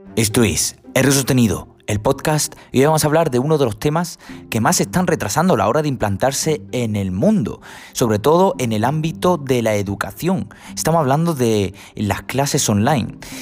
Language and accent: Spanish; Huelva, Andalusia, Spain; yo soy de Huelva, la Universidad de Huelva